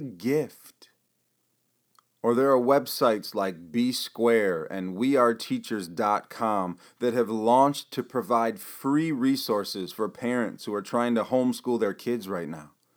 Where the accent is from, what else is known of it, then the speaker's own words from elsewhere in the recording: Michigan, United States; my home state here in Michigan